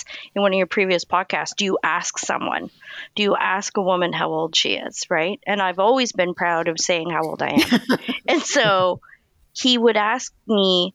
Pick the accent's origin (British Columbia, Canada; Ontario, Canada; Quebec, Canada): Quebec, Canada; Montreal; now in Toronto, Canada; I'm originally from Montreal